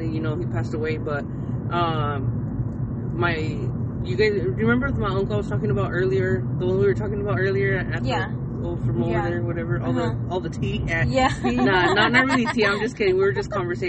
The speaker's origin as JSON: {"language": "English", "region": "California", "country": "United States", "tie": "born or raised there", "also_born_or_lived": "San Jose", "said": "I love my hometown and I always wanted my daughter to be raised here because all my family's here"}